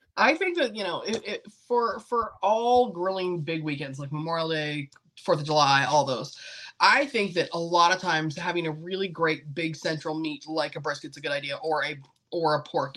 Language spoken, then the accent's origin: English; Canada; now in United States; I come from Canada originally.